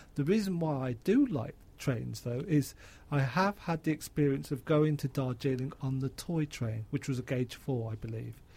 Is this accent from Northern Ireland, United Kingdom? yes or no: no; Birmingham, West Midlands, United Kingdom; I come from Birmingham